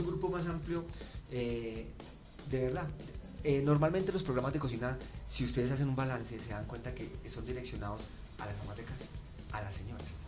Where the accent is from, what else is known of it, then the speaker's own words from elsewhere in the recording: Medellín, Antioquia, Colombia; moved away; mi ciudad natal, que es Medellín